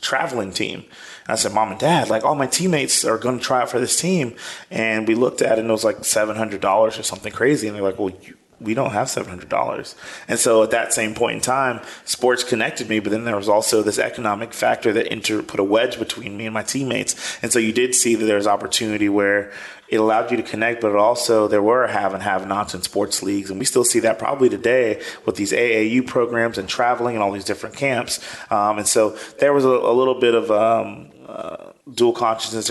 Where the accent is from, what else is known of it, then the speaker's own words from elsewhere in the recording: Columbia, South Carolina, United States; also born or lived in New York City / Jamaica (ancestry); now in Greenville, United States; I grew up in Columbia, South Carolina, expecting to go to a law school